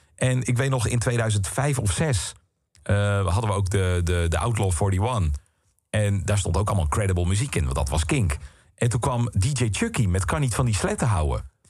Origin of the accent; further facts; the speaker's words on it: Boskoop, South Holland, Netherlands; moved away as an adult; also born or lived in Alphen aan de Rijn / Utrecht; ik kom uit Boskoop. Uh, supermooi dorp, leuk dorp, maar natuurlijk wel gewoon echt een klein dorpje. En ik had dan op school gezeten in Alphen aan de Rijn jarenlang